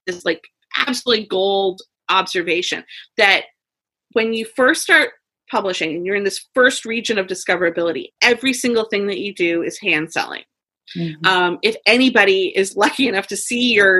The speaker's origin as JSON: {"language": "English", "town": "London", "region": "Ontario", "country": "Canada", "said": "I'm from London, Ontario, Canada"}